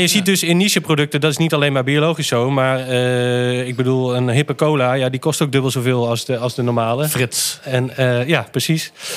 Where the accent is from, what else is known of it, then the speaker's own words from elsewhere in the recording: Netherlands; wij gewoon als Nederlanders